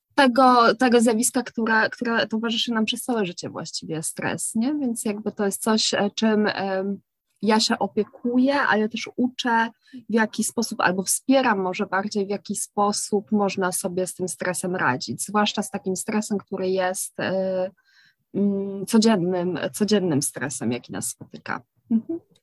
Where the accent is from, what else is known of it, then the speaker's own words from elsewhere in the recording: Kraków, Lesser Poland, Poland; u nas w Krakowie